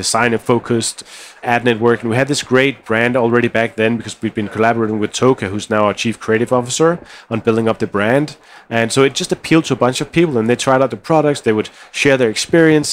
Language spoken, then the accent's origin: English; Denmark; we come from Denmark where design aesthetics is a big part of how we think about things